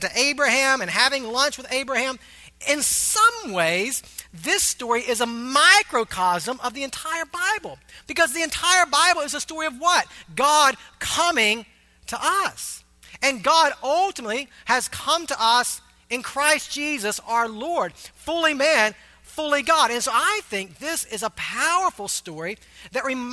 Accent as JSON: {"language": "English", "town": "Augusta", "region": "Georgia", "country": "United States", "tie": "born or raised there", "moved": "yes", "said": "my hometown, Augusta, Georgia"}